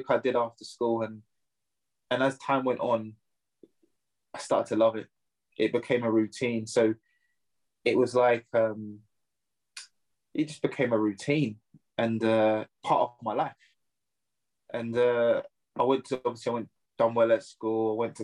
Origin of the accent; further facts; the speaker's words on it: Surrey, South East England, United Kingdom; I'm from Surrey, just the outskirts of London. But it was good. I had a good upbringing